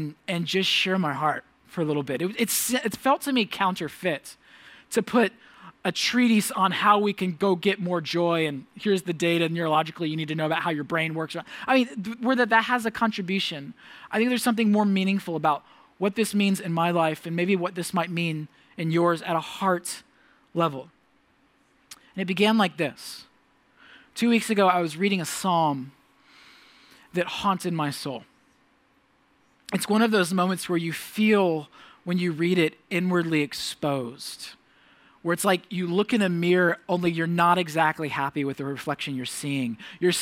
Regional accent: United States; the many gifts I've become accustomed to as an American

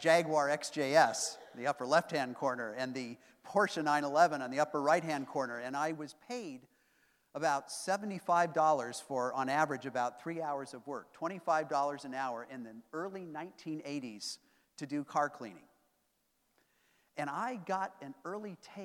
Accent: Boulder, Colorado, United States; growing up in Boulder, Colorado

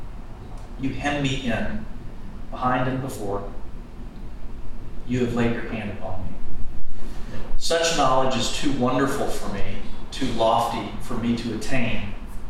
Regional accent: New Braunfels, Texas, United States; I'm from New Braunfels, Texas. I'm, in church work

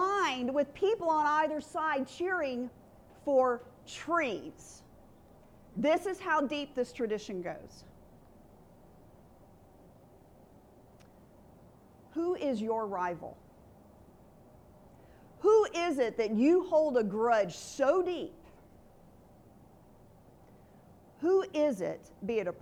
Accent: Alabama, United States; moved away as an adult; now in Texas, United States; I grew up in Alabama

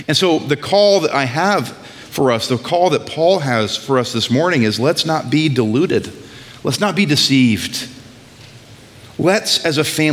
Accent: New England, United States; I'm from New England

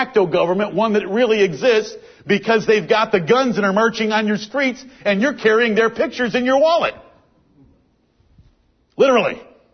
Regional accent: the North, United States; I'm from the North.

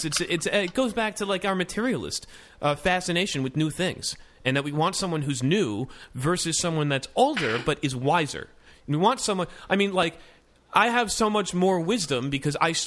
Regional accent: Palm Beach, Florida, United States; I used to work in a nursing home because I'm from Palm Beach

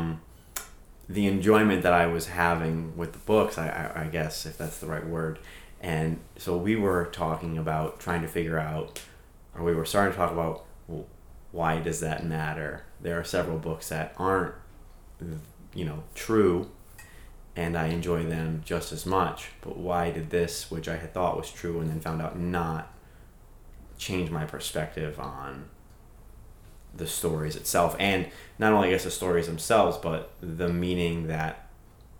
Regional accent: New England, United States; growing up in New England and living in New England and driving in New England

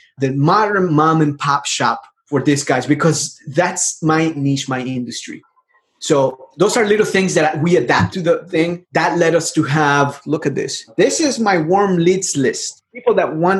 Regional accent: El Salvador; now in United States; I'm from El Salvador. I came to the United States back in 98. I am an immigrant.

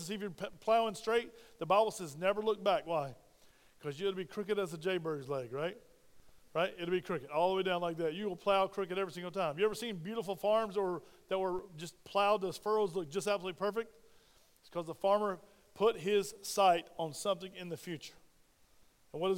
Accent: Spartanburg, South Carolina, United States; moved away; my hometown of Spartanburg, South Carolina

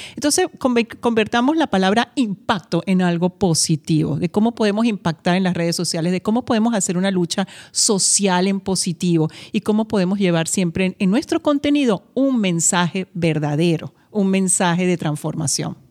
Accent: Venezuela; also born or lived in Madrid, Spain; mi país, donde crecí, donde me formé y tuve también la oportunidad de tener pues mi nacionalidad como venezolana

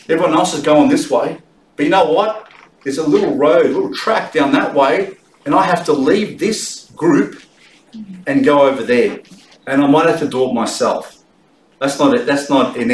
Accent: Australia; I'm an Australian

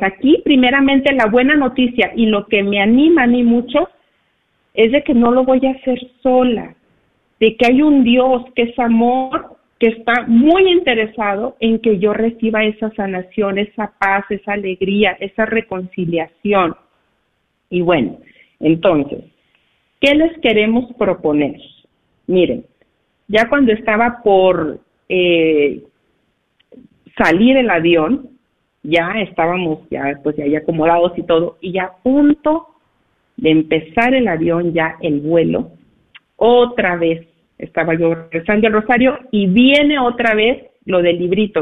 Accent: Cuauhtémoc, Durango, Mexico; moved away; nos encontramos de vacaciones aquí en mi pueblo, aquí en México, en Cuauhtémoc, Durango

